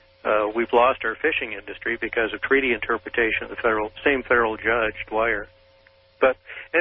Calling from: Bothell, Washington, United States; I'm calling from Bothell, Washington, KBI.

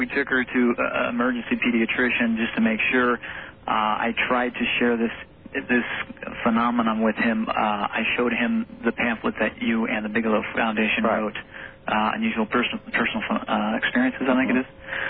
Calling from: San Jose, California, United States; San Jose, California.

